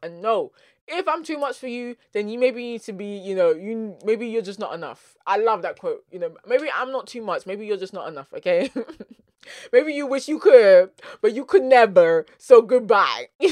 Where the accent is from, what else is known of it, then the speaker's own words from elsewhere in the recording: London, United Kingdom; accent: South London; first language English; my South London accent